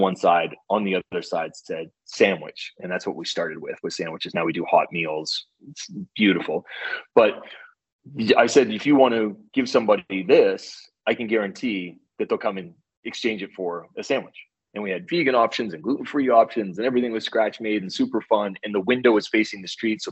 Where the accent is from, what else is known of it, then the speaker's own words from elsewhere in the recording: East Coast, United States; moved away; I'm from the East Coast, so I'm very conversive with people